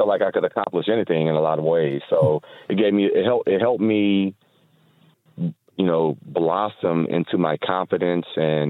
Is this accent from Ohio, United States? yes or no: yes; Toledo, Ohio, United States; Toledo, Ohio.